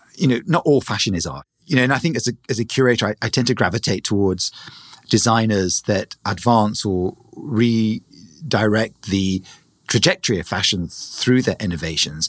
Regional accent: England, United Kingdom; moved away

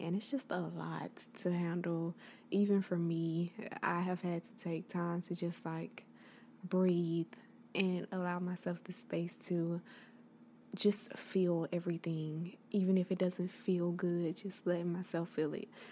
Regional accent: the South, United States; I am from the South.

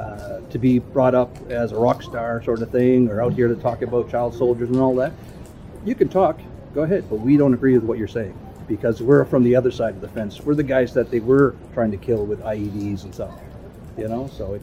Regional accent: Germany; I served in Syria, I served in Bosnia, and I'm from Germany.

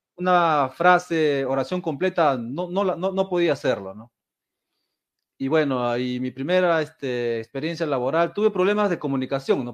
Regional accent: Peru; now in Japan; Soy peruano

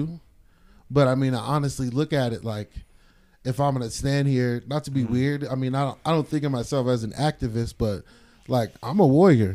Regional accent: Stockton, California, United States; moved away; I'm from East Stockton

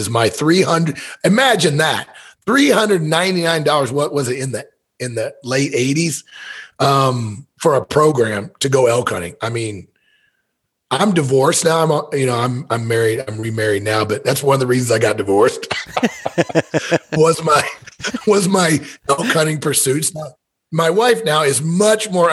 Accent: Missouri, United States; I was born and raised in Missouri

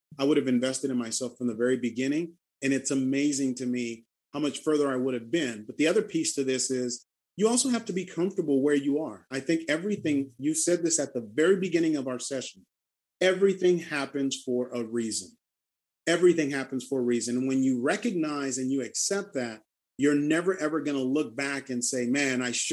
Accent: Honduras; moved away; an orphanage that I've been helping support back in my home country

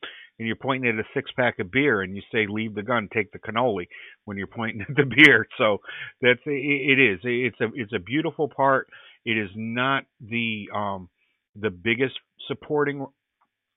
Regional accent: Middletown, New England, United States; growing up, even being an Irish kid, growing up in my town here in New England, in Middletown

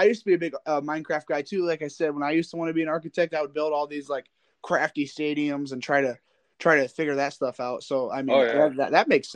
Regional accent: LaGrange, Indiana, United States; I'm from LaGrange

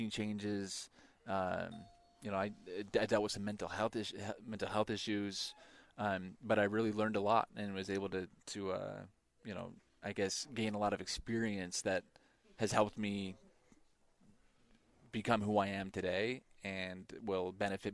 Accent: Boise, Idaho, United States; Boise State was my hometown team growing up

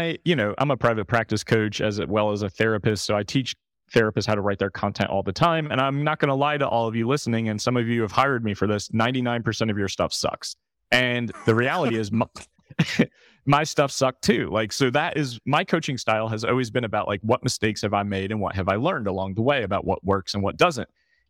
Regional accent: New York City, New York, United States; I'm from New York.

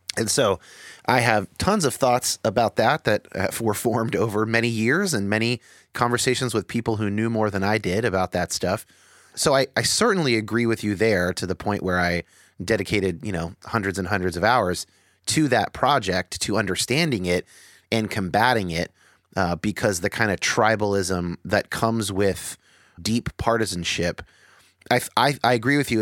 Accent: San Jose, California, United States; I grew up in San Jose

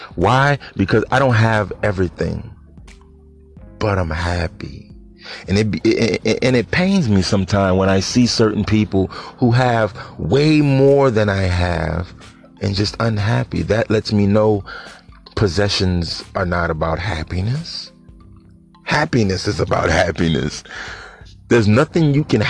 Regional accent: New Orleans, Louisiana, United States; I'm from New Orleans

